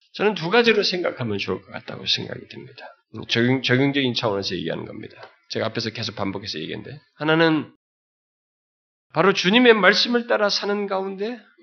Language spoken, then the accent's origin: Korean; South Korea; moved away as an adult; also born or lived in United Kingdom / Australia; 우리들의 어려서부터 그런 우리 한국의 그런 유교적인 그런 풍토 속에서 어, 부모들 밑에서 이렇게 자라왔고